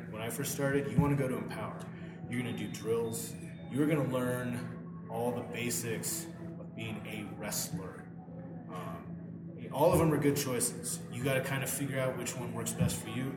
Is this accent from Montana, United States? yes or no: yes; Missoula, Montana, United States; I was living in my hometown of Missoula, Montana